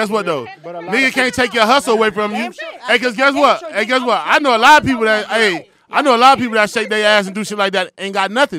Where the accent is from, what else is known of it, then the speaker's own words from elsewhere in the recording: New York, United States; now in Atlanta, United States; where I grew up in New York